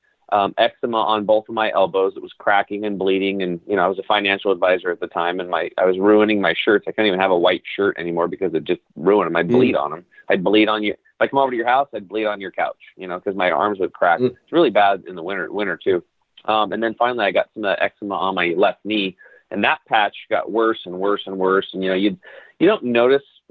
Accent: La Grande, Oregon, United States; I grew up over in Eastern Oregon in a town called LeGrand

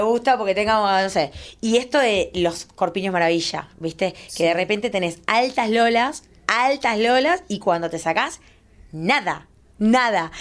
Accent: Uruguay; moved away; soy uruguaya, me vine a vivir acá hace mucho tiempo

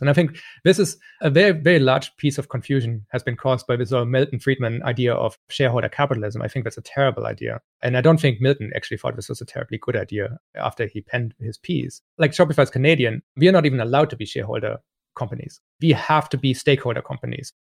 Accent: Germany; moved away; I grew up in Germany

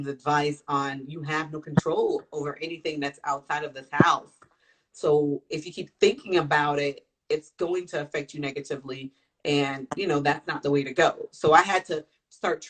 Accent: Florida, United States; moved away; I grew up in Florida, so I have a lot of family out there

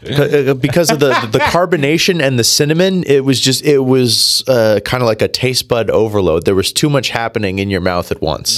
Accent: New Jersey, United States; I am from New Jersey. I was born and raised in Jersey

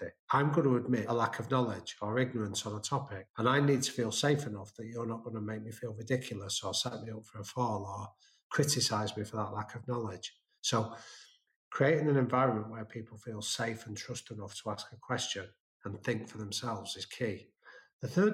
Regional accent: England, United Kingdom; being an English guy in American neighborhoods

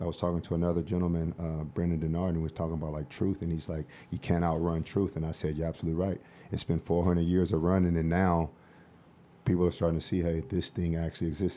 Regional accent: Los Angeles, California, United States; I'm from South Central

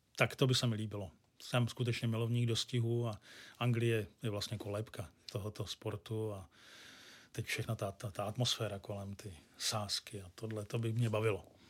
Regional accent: Pardubice, Pardubice Region, Czechia; now in Hradec Králové, Czechia; Já jsem rodilý Pardubák, no Pardubičan přesně a do Hradce Králové jsem se přestěhoval

